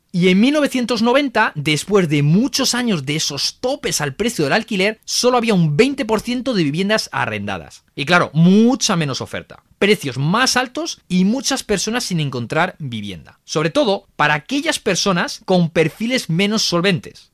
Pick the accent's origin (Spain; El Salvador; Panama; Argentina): Spain; somos el país de la Unión Europea